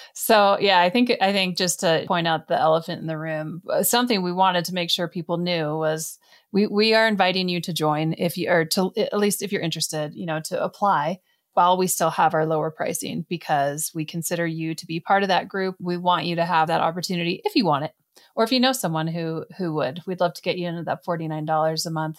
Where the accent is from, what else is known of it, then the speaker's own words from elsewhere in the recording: Canada; I come from Canada.